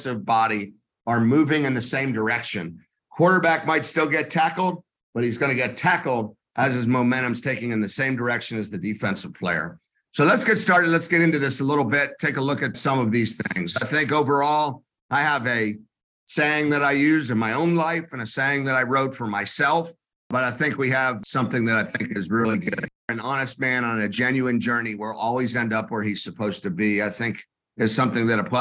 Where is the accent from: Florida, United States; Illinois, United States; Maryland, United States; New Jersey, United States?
Florida, United States; Tampa; I am from Tampa, Florida.